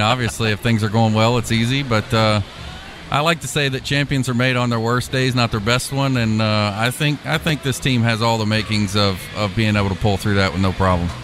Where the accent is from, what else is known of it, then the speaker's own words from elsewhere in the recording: Louisville, Kentucky, United States; moved away; also born or lived in Indianapolis, Indiana / Purdue (Indiana); I'm originally from Louisville, Kentucky